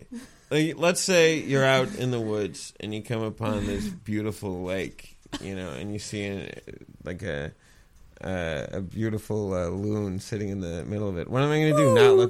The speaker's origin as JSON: {"language": "English", "town": "St. Lawrence", "region": "Newfoundland and Labrador", "country": "Canada", "tie": "born or raised there", "said": "Well, I mean, I grew up in St. Lawrence, so, like, we had a woods behind my back."}